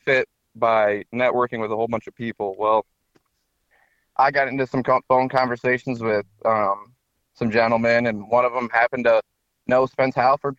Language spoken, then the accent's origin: English; Mitchell, South Dakota, United States; moved away; I grew up in Mitchell, South Dakota